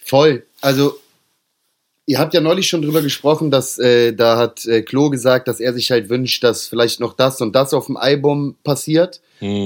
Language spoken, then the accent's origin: German; Hamburg, Germany; ich als Hamburger